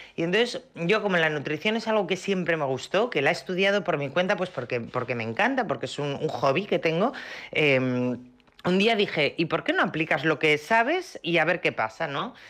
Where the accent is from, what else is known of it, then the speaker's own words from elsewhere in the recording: Asturias, Spain; en mi casa, como tú decías al principio, somos asturianos